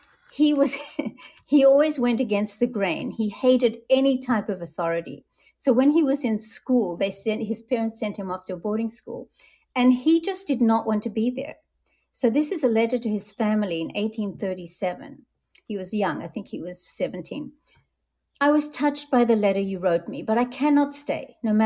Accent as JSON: {"language": "English", "country": "France", "tie": "born or raised there", "also_born_or_lived": "Melbourne, Australia", "moved": "yes", "said": "I was born in France, as you mentioned, and so I read and speak French"}